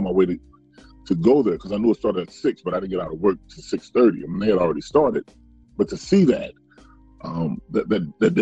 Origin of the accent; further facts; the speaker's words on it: New Orleans, Louisiana, United States; also born or lived in Los Angeles; now in Encinitas, United States; I'm actually from Angeles, but I grew up in New Orleans.